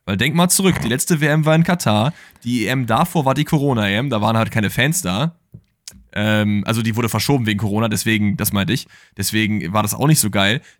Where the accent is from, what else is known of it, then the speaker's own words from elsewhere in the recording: Cologne, North Rhine-Westphalia, Germany; Ja, auch wenn man das jetzt als Kölner natürlich nicht so äh, lange in den Mund nehmen sollte.